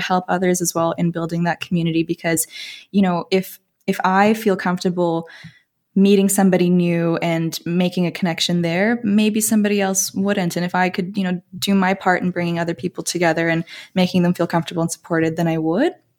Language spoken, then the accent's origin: English; Toronto, Ontario, Canada; moved away; you can probably tell from my accent, but I'm from Canada, uh, born and raised in Toronto